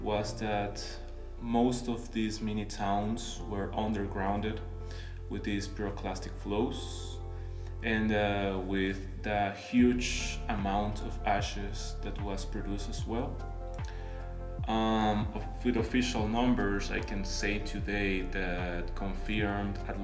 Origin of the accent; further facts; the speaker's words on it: Guatemala; moved away; I'm from Guatemala